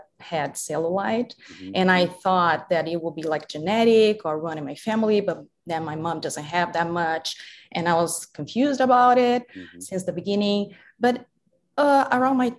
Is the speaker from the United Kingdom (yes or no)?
no; Brazil; moved away as an adult; now in United States; I have two last names because I'm from Brazil